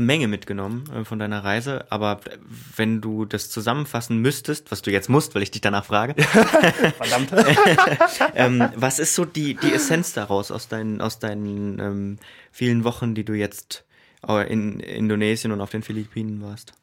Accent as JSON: {"language": "German", "country": "Germany", "said": "als Deutscher"}